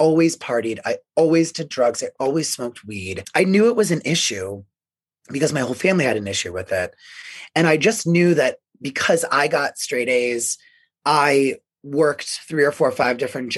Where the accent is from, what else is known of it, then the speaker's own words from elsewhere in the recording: Tampa, Florida, United States; now in Denver, United States; Growing up in Florida, in Tampa, we would say Trampa